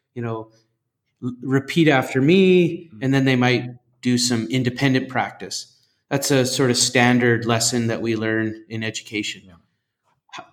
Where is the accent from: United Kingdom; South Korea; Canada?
Canada; Western Canada; moved away as an adult; now in Singapore; Growing up in Canada, mm. even on the west side, you know we're we're supposed to learn French